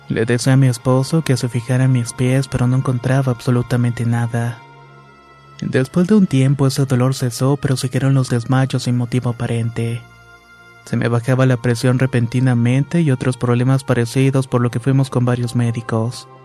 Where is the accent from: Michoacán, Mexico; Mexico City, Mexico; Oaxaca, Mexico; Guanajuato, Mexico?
Michoacán, Mexico; Soy de Michoacán y todo comenzó cuando conocí a mi esposo.